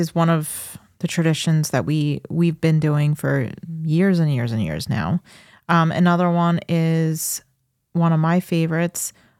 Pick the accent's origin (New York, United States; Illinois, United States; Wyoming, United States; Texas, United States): New York, United States; Farmingdale; I grew up in Farmingdale. It was a house that was behind the 7-Eleven that was on Route 109, like right near Secatog Avenue.